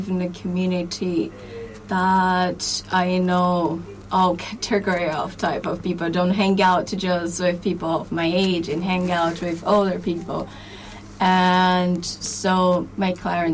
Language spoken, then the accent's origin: English; Brazil; English is a second language; moved away as an adult; now in Ireland; I am Brazilian